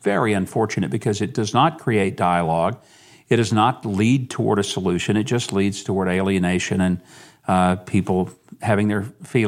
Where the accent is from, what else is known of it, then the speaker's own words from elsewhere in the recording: Arkansas, United States; I mean, I was from Arkansas, Lord. I've known Clinton for 40-something years.